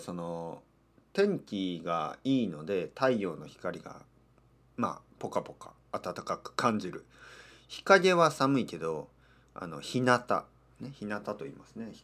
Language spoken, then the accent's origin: Japanese; Kyushu, Japan; moved away; 田舎出身ですねあの九州の田舎出身